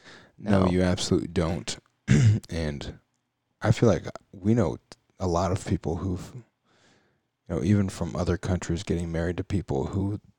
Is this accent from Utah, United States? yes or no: no; Indianapolis, Indiana, United States; I grew up in Indy in the Peyton Manning era